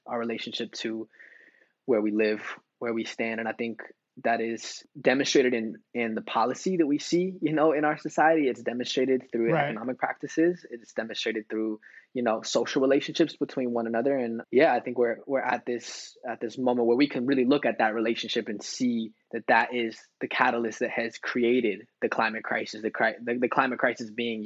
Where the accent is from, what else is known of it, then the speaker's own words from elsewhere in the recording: United States; a son of, you know, indigenous immigrant father from Mexico, growing up in the States